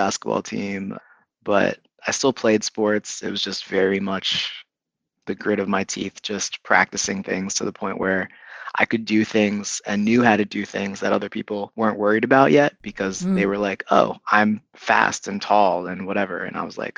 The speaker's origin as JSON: {"language": "English", "area": "Camden County", "region": "New Jersey", "country": "United States", "tie": "born or raised there", "also_born_or_lived": "Philadelphia, Pennsylvania / Princeton, New Jersey / Charlottesville, Virginia", "moved": "as an adult", "lives_now": "Washington, D.C., United States", "said": "I'm from the Philadelphia area. I grew up in South Jersey, in the suburbs"}